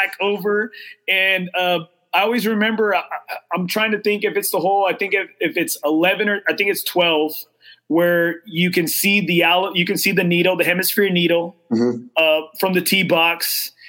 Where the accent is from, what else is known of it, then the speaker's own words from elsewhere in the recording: Corpus Christi, Texas, United States; now in San Antonio, United States; I'm originally from Corpus Christi.